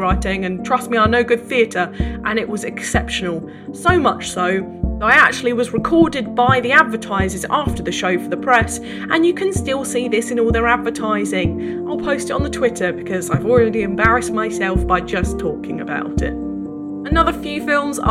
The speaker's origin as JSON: {"language": "English", "area": "Essex", "region": "East of England", "country": "United Kingdom", "tie": "born or raised there", "said": "I grew up in Essex"}